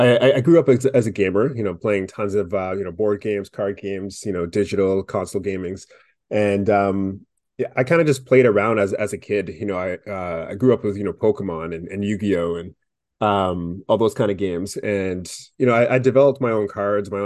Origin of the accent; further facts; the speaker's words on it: Vancouver, British Columbia, Canada; We're actually all from Vancouver